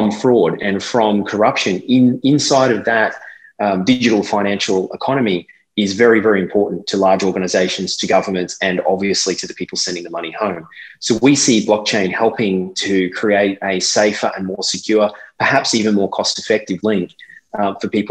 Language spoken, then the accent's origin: English; Australia; now in Dubai, United Arab Emirates; this was my culture in being an Australian